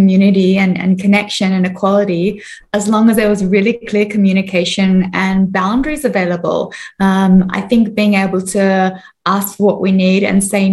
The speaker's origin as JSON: {"language": "English", "country": "Australia", "moved": "as an adult", "lives_now": "Singapore", "said": "I'm originally from Australia, but I live in Singapore and I've been here for nearly 5 years now"}